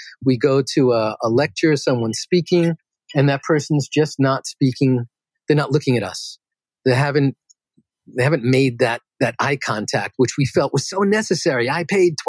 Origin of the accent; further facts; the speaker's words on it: New York City, New York, United States; I grew up in Queens, New York